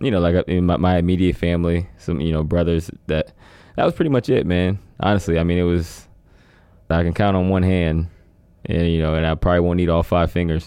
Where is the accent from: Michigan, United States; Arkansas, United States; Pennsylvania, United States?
Pennsylvania, United States; I'm from Pennsylvania area